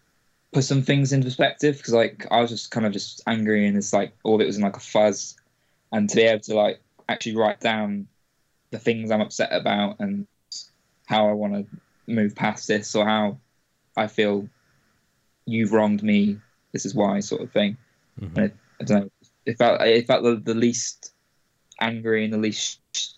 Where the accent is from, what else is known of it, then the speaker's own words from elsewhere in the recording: Wales, United Kingdom; moved away as an adult; also born or lived in England / Bristol; I spent about 10 years in Wales until I was 18, and I came back to England to do my studies in Bristol